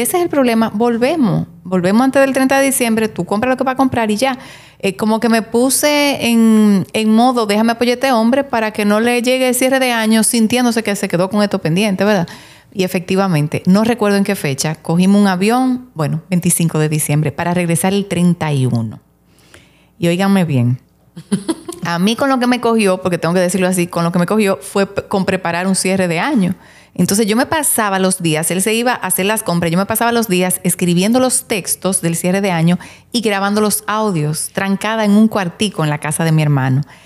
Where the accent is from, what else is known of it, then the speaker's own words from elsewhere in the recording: Santiago de los Caballeros, Santiago, Dominican Republic; Nosotros somos de Santiago